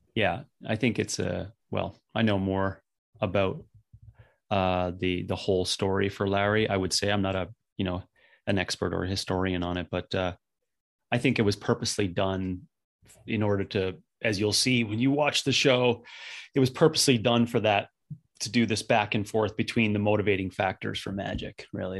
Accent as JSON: {"language": "English", "region": "Northern Canada", "country": "Canada", "tie": "born or raised there", "said": "being a young kid growing up in Northern Canada"}